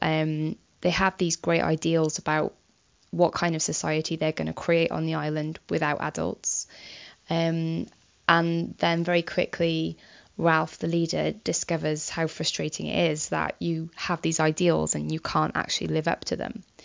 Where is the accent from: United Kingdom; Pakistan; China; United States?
United Kingdom; we often have as as British people